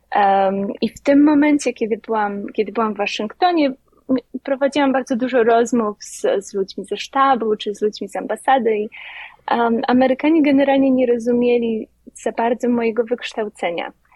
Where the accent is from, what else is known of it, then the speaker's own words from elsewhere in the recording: Lubawa, Warmian-Masurian Voivodeship, Poland; moved away as an adult; now in New York, United States; Pochodzę z Lubawy, z małego miasteczka na pograniczu Mazur i Pomorza